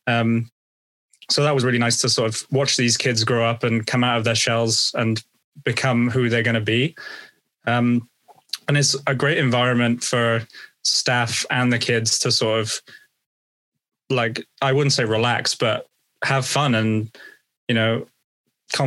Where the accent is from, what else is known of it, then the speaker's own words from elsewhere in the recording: United Kingdom; as a Brit